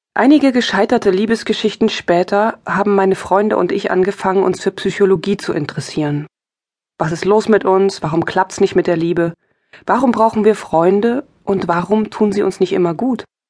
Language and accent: German; East Germany, Germany; Ich bin im Osten aufgewachsen. Im Osten Deutschlands, DDR